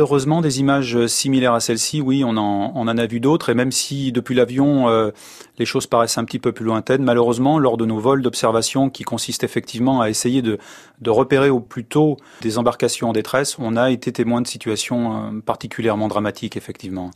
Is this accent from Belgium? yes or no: no; France; Si je suis né en France